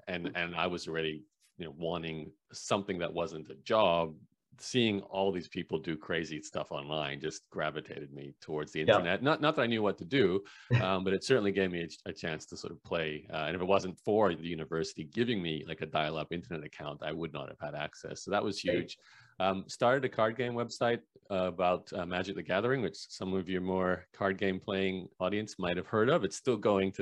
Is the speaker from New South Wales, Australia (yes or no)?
no; Brisbane, Queensland, Australia; accent: Canadian; Yeah, so the short version, born and raised in Brisbane, Australia, Canadian parents who are actually immigrants to Canada from Eastern Europe. But, you know, pretty much lived in Australia, despite having a Canadian accent